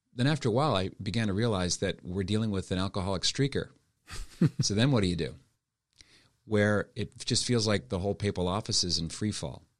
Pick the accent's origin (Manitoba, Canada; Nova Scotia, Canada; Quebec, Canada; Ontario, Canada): Nova Scotia, Canada; Halifax; moved away as an adult; also born or lived in Montreal / Toronto / Ottawa / Steubenville; I was born and raised in Halifax